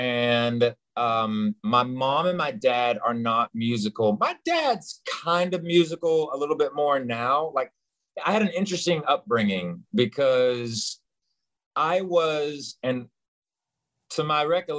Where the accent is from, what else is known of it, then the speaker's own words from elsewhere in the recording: Knoxville, Tennessee, United States; And if I go home, because I was born like in the heart of Knoxville, Tennessee, like smack dab in the middle, right off Chapman Highway, which everybody that's from Knoxville knows exactly what Chapman Highway is.